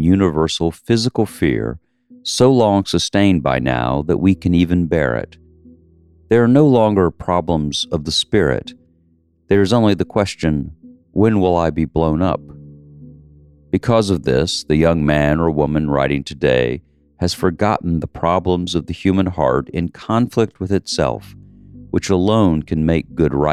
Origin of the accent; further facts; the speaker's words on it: the South, Southern United States, United States; I'm a Southerner